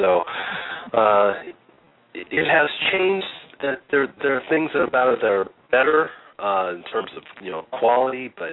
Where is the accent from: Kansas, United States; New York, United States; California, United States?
California, United States; Los Angeles; I was raised by a couple of teachers in a lovely uh, suburban neighborhood by the beach called Harbor City.